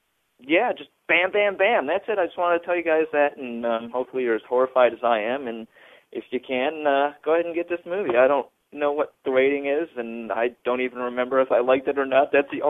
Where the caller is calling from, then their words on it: Michigan, United States; I'm calling from Michigan.